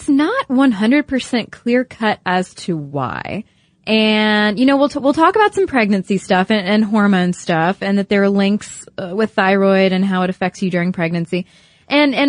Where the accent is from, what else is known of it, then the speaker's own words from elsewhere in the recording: United States; us, being American women